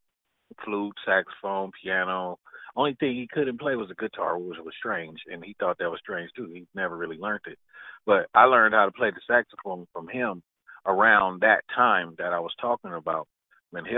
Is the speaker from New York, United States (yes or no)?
no; Richmond, California, United States; I grew up in Richmond, California. You know, like that's the Bay